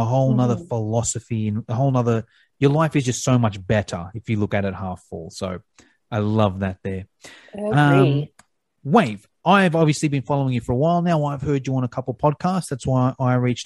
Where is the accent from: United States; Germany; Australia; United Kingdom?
Australia; I'm from Australia